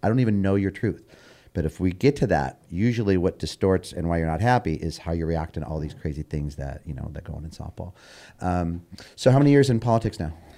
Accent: Bellflower, California, United States; growing up in Bellflower

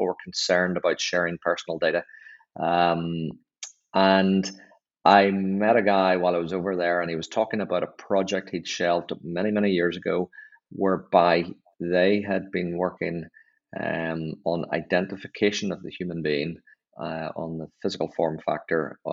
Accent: Northern Ireland, United Kingdom; accent: Northern Irish; moved away; I was back home. You can hear by my accent from Northern Ireland

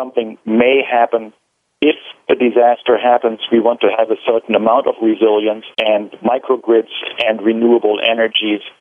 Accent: Germany; now in Seattle, United States; I'm the CIO here at Seattle City Light, but I'm originally from Germany

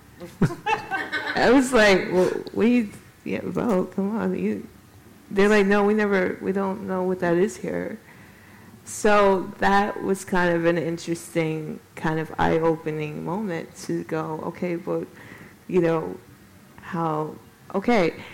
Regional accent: Chicago, Illinois, United States; also born or lived in New York City / London; now in Gothenburg, Sweden; I'm originally from Chicago, and I lived in New York for many, many years

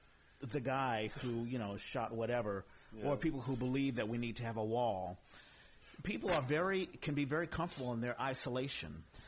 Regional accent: East Coast, United States; moved away; also born or lived in Texas; I was born in Texas, but I'm really from the East Coast. I'm black.

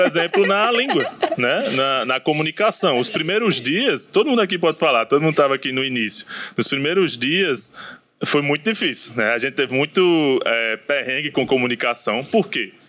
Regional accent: Brazil; quando falava que era brasileiro

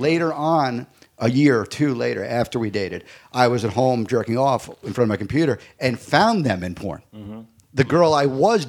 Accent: Long Island, New York, United States; also born or lived in Brooklyn; And I grew up on Long Island. I was born in Brooklyn and grew up on the island.

